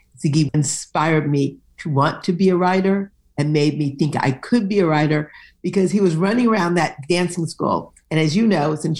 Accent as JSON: {"language": "English", "town": "Detroit", "region": "Michigan", "country": "United States", "tie": "born there", "said": "I was born in Detroit, and I have dedicated an earlier novel to the city of Detroit, and this one is fundamentally a love letter to Detroit."}